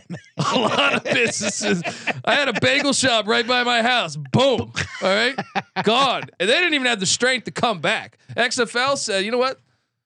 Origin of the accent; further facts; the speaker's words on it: Washington, District of Columbia, United States; I mean, I'm from Washington D.C. I've seen the Bullets turn into the Wizards.